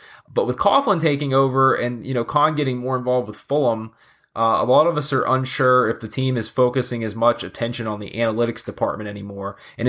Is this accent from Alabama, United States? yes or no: no; Jacksonville, Florida, United States; growing up, I'm from Jacksonville, Florida. You know, a lot of people consider us, you know, Southern Georgia to a certain extent.